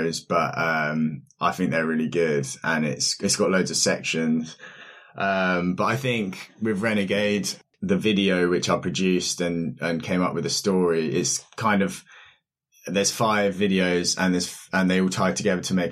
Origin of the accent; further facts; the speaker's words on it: Reading, South East England, United Kingdom; now in London, United Kingdom; I'm from Berkshire area, Reading